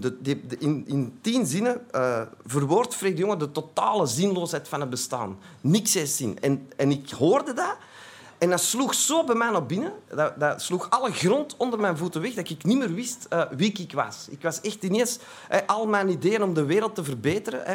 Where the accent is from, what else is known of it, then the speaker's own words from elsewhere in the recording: Antwerp, Flanders, Belgium; ik kom uit Antwerpen, dat zult al horen